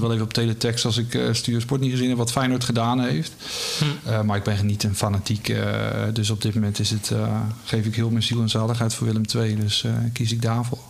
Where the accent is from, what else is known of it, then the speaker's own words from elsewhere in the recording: Rotterdam, South Holland, Netherlands; ik ben opgegroeid in Rotterdam en mijn vader nam me mee als vijfjarige, eh, naar de Kuip